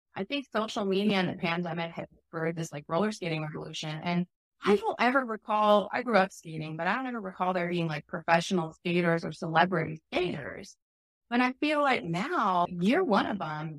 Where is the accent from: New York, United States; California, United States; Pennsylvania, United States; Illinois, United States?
Illinois, United States; Chicago; moved away; also born or lived in Oregon; I grew up in Chicago